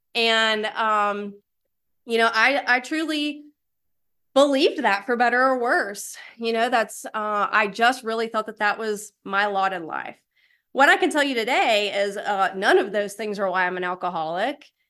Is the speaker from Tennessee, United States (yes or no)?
yes; East Tennessee, United States; moved away as an adult; also born or lived in Alabama; now in Raleigh, United States; I did grow up a poor white trash in a trailer in East Tennessee